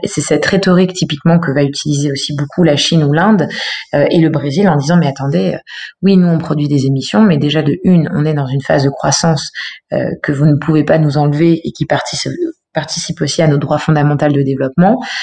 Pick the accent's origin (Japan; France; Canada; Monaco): France; Eure, Normandy; moved away as an adult; also born or lived in Paris / Berlin; now in Lyon, France; j'ai grandi en Normandie, dans un petit village dans le dans l'Eure, dans le 27